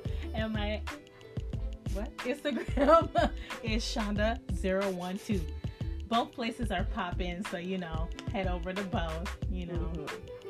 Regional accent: United States; being an American, we say how we feel.

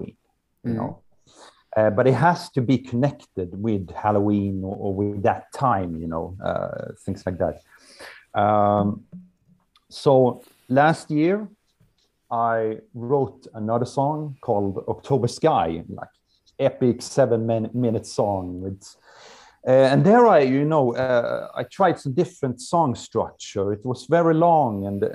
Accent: Halmstad, Halland County, Sweden; English is a second language; here in Halmstad, my hometown

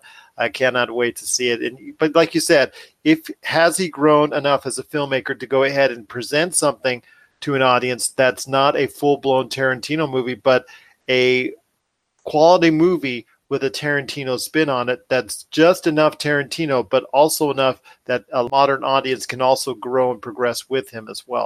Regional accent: Torrance, California, United States; an area that I'm familiar with when I grew up in Torrance, California.

